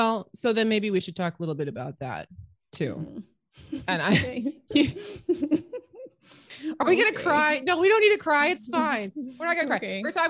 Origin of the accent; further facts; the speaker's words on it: Canada; So we're both women. We're both Canadian.